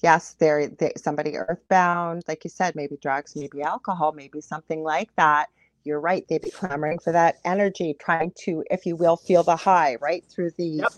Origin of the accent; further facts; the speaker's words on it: Canada; I am a Canadian clairvoyant medium